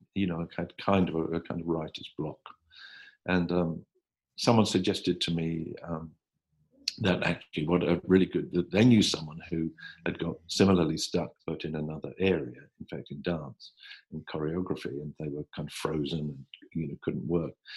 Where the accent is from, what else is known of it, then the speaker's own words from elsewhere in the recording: Hertfordshire, East of England, United Kingdom; I grew up in Hertfordshire in in England, just um, 35 miles north of London